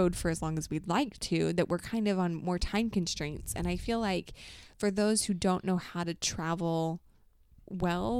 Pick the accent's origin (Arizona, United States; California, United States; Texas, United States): Arizona, United States; Mesa; moved away as an adult; also born or lived in Ohio / Utah / Idaho; I grew up in Arizona in one spot in Mesa the whole time.